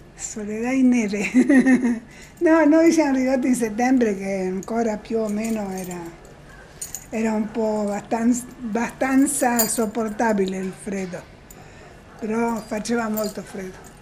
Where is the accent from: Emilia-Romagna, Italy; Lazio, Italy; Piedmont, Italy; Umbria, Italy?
Umbria, Italy; Perugia; moved away as an adult; now in Ushuaia, Argentina; Io per esempio che vengo di Perugia è freddo certo. e allora ero abituata